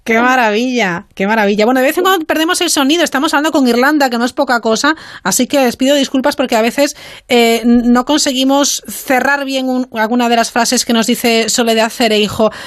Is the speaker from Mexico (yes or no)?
no; Spain; nuestro país, eh, España